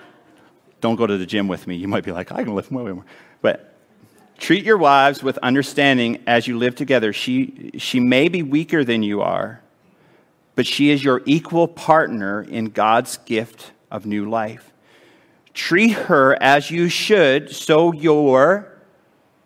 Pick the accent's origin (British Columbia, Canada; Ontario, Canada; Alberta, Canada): Alberta, Canada; Edmonton; It's in my hometown